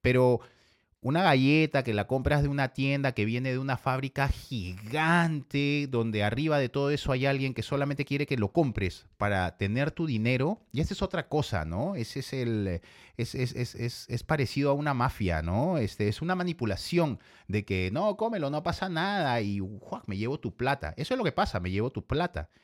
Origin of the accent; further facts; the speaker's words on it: Ica, Peru; Yo vengo del Perú y vengo de la ciudad de Ica. Me crié y me identifico con la ciudad de Ica